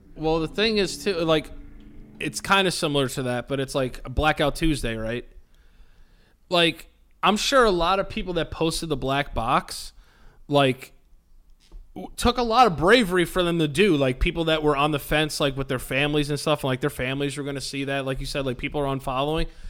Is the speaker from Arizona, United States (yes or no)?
no; Hastings-on-Hudson, New York, United States; I love my hometown. I love Hastings.